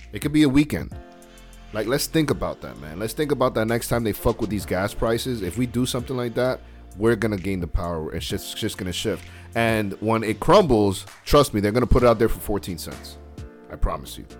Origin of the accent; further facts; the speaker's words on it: United States; we're American over here